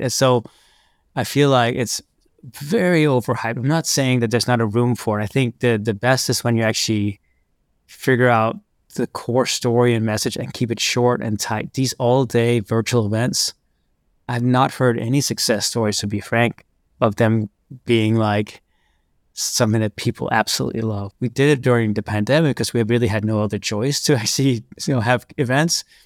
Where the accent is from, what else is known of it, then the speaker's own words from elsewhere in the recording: Copenhagen, Capital Region of Denmark, Denmark; growing up in Copenhagen